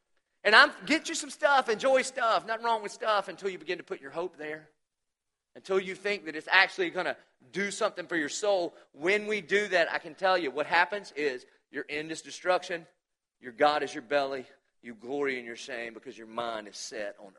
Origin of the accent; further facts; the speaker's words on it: the South, United States; it's by his sovereignty I was born in the South